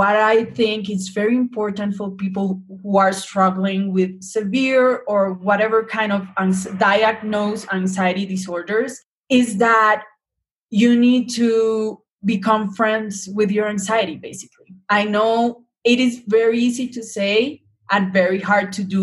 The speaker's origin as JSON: {"language": "English", "country": "Colombia", "said": "I'm Latina, I'm from Colombia"}